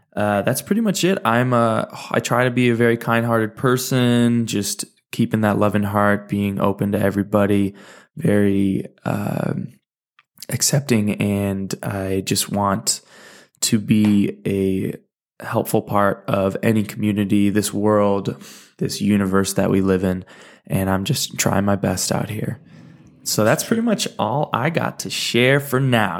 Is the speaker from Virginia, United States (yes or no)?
no; Valencia, California, United States; moved away as an adult; also born or lived in Michigan / Salt Lake City, Utah / Santa Barbara, California; now in Aurora, United States; I was born in Michigan, lived there for ten years, moved to California